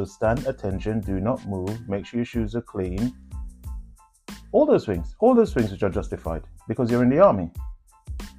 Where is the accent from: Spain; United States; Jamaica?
Jamaica; accent: Jamaican Patois; first language Jamaican Patois; moved away as an adult; now in United Kingdom; when I first came to the UK, and my accent was still Patois, Jamaican language.